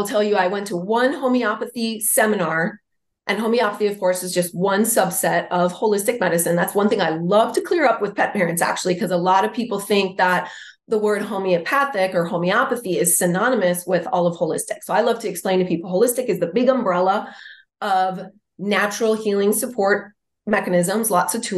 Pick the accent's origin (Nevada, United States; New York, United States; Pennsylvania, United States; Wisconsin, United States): Wisconsin, United States; moved away as an adult; now in San Diego, United States; I'm from Wisconsin originally, but I've been in San Diego for more than 20 years